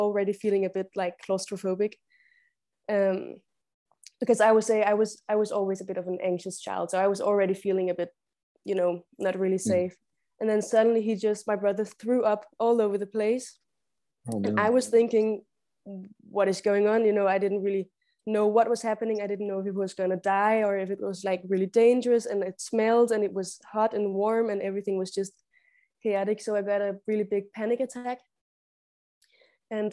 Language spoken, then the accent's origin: English; Denmark; accent: Danish; I'm from Denmark